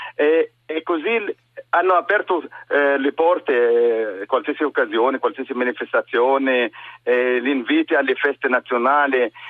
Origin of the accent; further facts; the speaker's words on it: near Nazareth, Northern District, Israel; Italian is a second language; moved away as an adult; also born or lived in Germany; now in Trieste, Italy; sono arabo-israeliano, palestinese israeliano, eh, musulmano, eh, abito in una città vicino a Nazareth